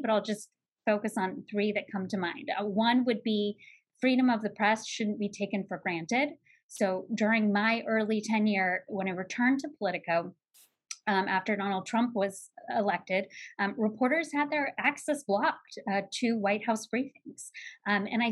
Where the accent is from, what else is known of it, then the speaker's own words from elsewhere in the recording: Salem, Oregon, United States; I grew up in Salem, Oregon